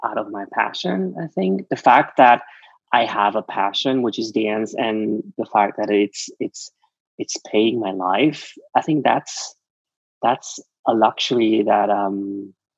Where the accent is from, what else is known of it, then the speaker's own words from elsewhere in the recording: Switzerland; English is a second language; moved away as an adult; now in Los Angeles, United States; growing up in Switzerland, you learn Swiss German